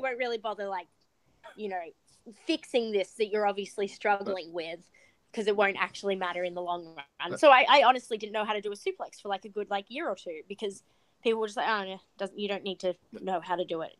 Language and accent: English; Australia; moved away; I think a lot of my success is because I'm Australian